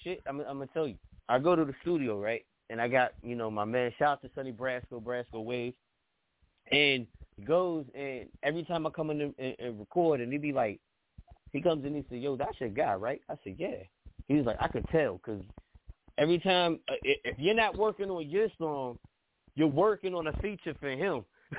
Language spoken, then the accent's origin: English; East Coast, United States; I'm from the East Coast, and every time I hear, you know, a West Coast artist, I'm throwing up the dubs.